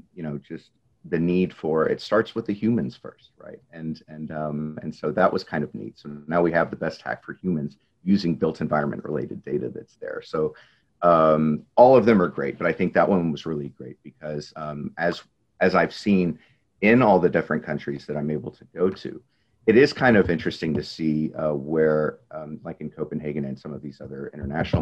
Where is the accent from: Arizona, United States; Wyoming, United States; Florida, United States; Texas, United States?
Texas, United States; I'm natively from Texas